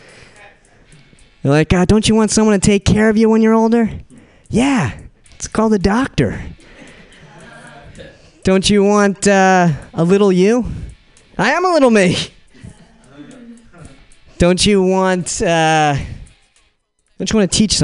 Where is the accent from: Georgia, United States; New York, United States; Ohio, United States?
New York, United States; Brooklyn; accent: Brooklyn; I'm from Brooklyn. That's my Brooklyn accent.